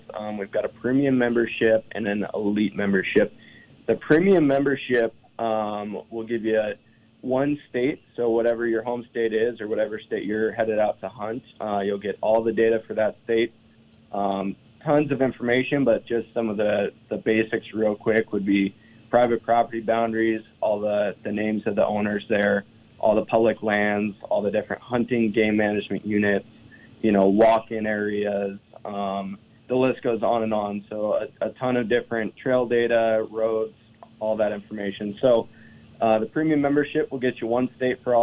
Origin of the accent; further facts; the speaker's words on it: eastern Montana, United States; Born and raised in Montana, on the other side of the state in eastern Montana, and I grew up hunting.